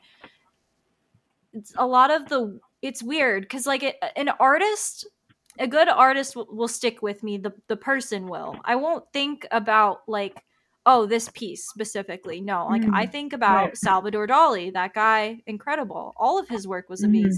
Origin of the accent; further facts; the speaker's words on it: Tampa, Florida, United States; growing up in Tampa, Florida